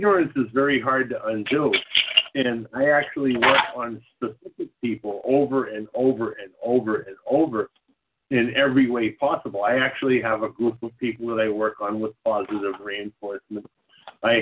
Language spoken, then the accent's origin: English; Boston, Massachusetts, United States; I'm from Boston